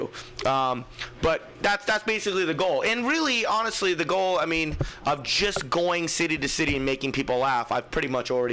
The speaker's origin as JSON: {"language": "English", "town": "Fremont", "region": "California", "country": "United States", "said": "I'm from Fremont"}